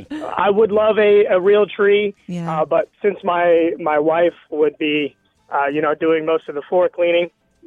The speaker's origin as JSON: {"language": "English", "country": "Canada", "said": "I'm from Canada"}